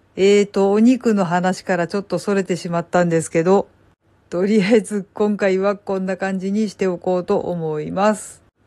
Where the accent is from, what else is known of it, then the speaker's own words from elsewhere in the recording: Kansai, Japan; 私は関西人なので